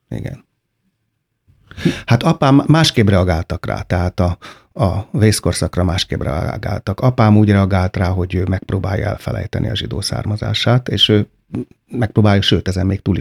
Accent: Hungary; Hát én, nagyon-nagyon-nagyon öntudatos magyar vagyok, de én büszke arra vagyok, amit én csináltam, és nem arra, amit születtem aminek születtem.

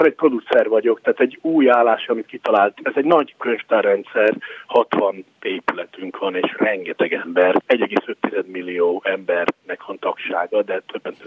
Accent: Hungary; also born or lived in United States; now in New York, United States; kettős, persze, és mindig magyar vagyok

